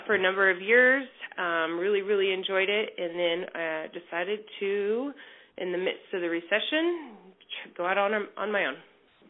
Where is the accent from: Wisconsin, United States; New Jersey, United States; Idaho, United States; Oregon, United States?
Oregon, United States; Portland; also born or lived in Woodburn, Oregon; So I grew up in Southwest Portland, moved to Woodburn, Oregon when I was in high school